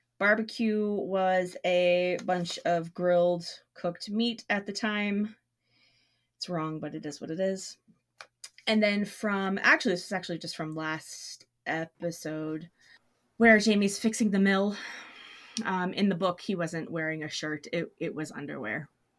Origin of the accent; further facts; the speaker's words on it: Memphis, Tennessee, United States; Now, I grew up in Memphis